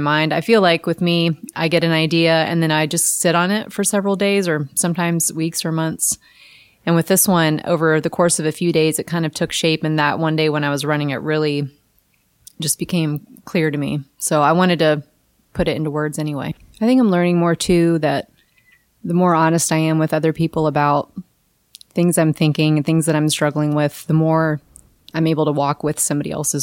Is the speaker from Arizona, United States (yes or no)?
no; Kentucky, United States; moved away; I grew up in Kentucky, maybe, where we didn't have, you know, big water